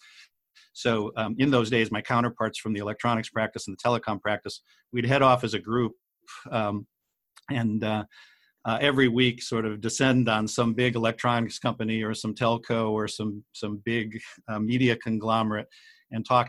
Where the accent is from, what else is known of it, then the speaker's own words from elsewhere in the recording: Cleveland, Ohio, United States; I grew up in Cleveland, Ohio